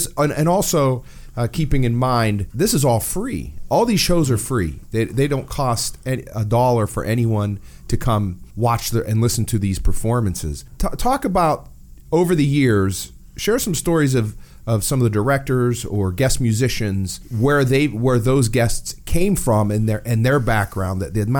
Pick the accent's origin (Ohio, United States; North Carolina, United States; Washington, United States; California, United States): Ohio, United States; Warren; growing up in Warren